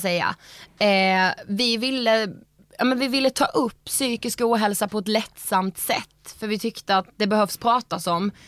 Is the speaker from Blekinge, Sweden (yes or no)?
yes; Karlshamn, Blekinge, Sweden; vi är ju från Karlshamn